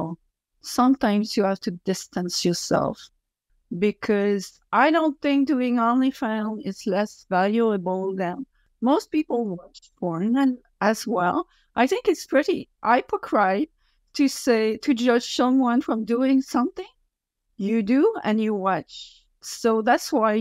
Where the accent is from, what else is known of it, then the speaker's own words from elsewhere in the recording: Quebec, Canada; accent: French; English is a second language; French accent and I don't speak as fast as I would like, because English is not my main language.